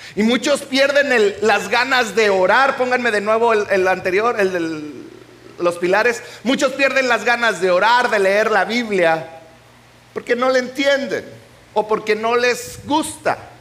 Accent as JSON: {"language": "Spanish", "region": "Chihuahua", "country": "Mexico", "tie": "born or raised there", "moved": "yes", "said": "Yo vengo de Chihuahua, donde en Chihuahua, Chihuahua, Chihuahua, donde hay chile chilaca de 880"}